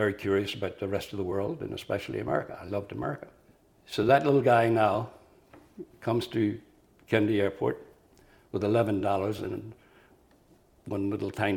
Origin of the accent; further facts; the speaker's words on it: Tyrone, Northern Ireland, United Kingdom; moved away as an adult; now in New York City, United States; I was born in Tyrone, Northern Ireland